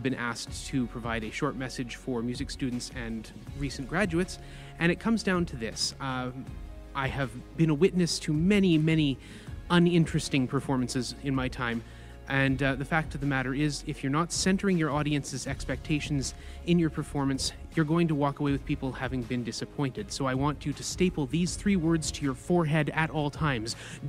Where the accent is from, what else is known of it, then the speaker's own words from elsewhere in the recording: Canada; I am a Canadian organist, composer, choir director, pianist.